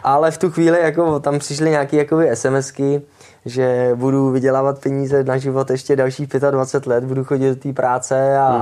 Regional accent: Czechia; jako ty Češi

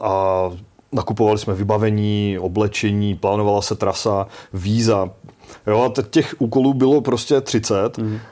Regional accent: Czechia; tady z České republiky

